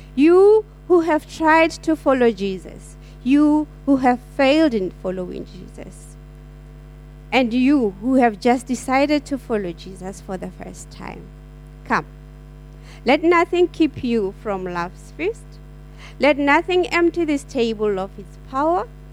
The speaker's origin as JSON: {"language": "English", "country": "South Africa", "moved": "yes", "lives_now": "Perth, Australia", "said": "I am from South Africa"}